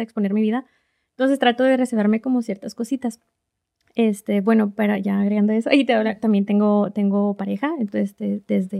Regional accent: Reynosa, Tamaulipas, Mexico; moved away as an adult; now in Oklahoma City, United States; soy de Reynosa, Tamaulipas, México

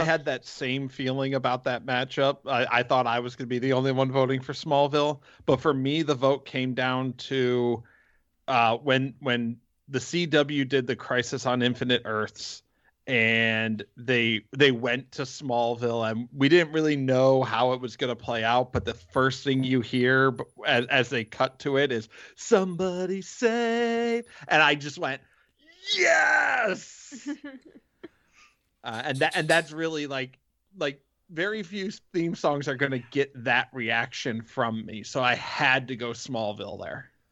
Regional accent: Cleveland, Ohio, United States; I was from Cleveland.

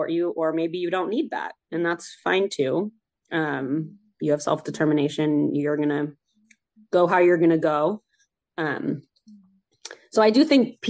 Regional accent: Bay Area, California, United States; Growing up in the Bay Area where the weather is very mild all the time

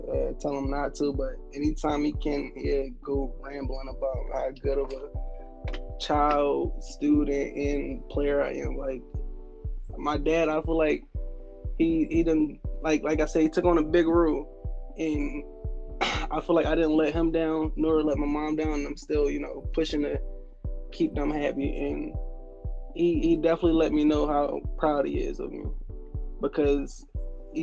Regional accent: Chester, Pennsylvania, United States; I'm from Chester, born and raised.

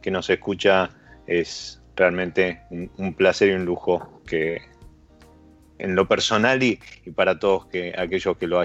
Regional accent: Argentina; pero no porque sí soy argentino, impongo

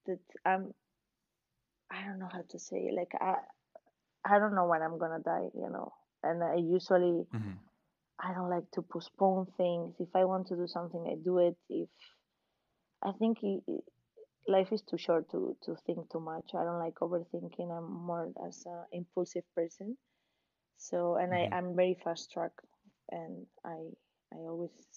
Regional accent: Valencia, Valencian Community, Spain; I'm from Valencia.

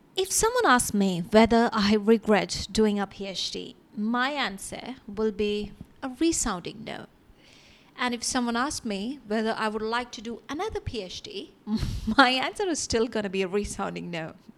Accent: India; moved away; growing up in India

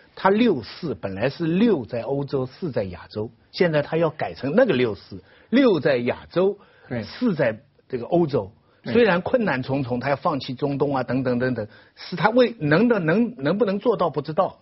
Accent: China; 这又是我们中国人每个人血液里有的

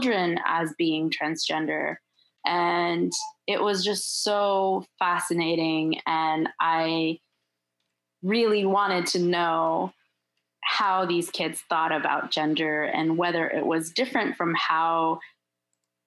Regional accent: Turkey; moved away; also born or lived in Michigan; I'm also from Turkey

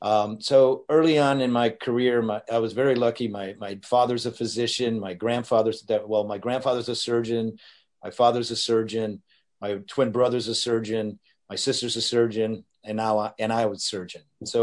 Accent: Madrid, Community of Madrid, Spain; born there; also born or lived in North Africa / Detroit; I was born in Madrid, lived in North Africa for a little bit of time, and then my first taste of American life was Detroit, 10 Mile and Gratiot.

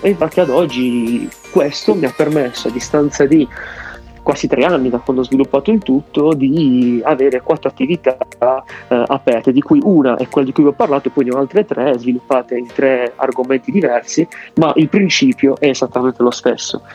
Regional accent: Bari, Apulia, Italy; io sono di Bari

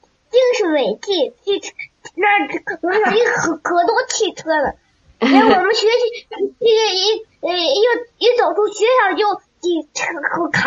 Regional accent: Datong, Shanxi, China; 我来自山西大同

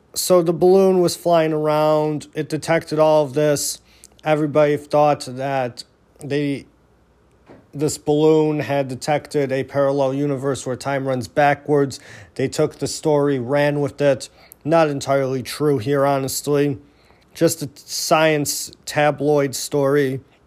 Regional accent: Niagara Falls, New York, United States; moved away; I'm originally from Niagara Falls

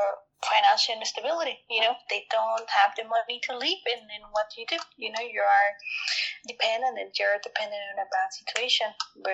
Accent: Mexico; English is a second language; I was born and raised in Mexico, and mm-hmm. then in Mexico I experienced a lot of violence.

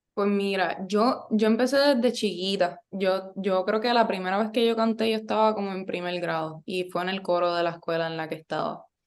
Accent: Yauco, Puerto Rico; moved away as an adult; also born or lived in Ponce / Río Piedras; yo soy de Yauco, del pueblo del café. Este, estudié toda mi vida allí. Nací en Ponce, pero viví, vivo en Yauco, bueno, vivía en Yauco desde que tenía como un año

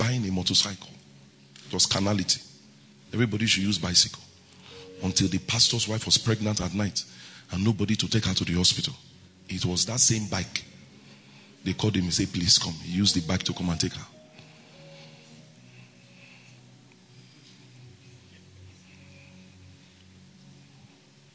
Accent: Benin City, Edo, Nigeria; I grew up in Benin

